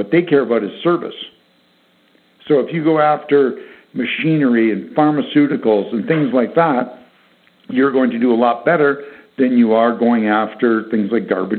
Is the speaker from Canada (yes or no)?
yes; Canada; being Canadian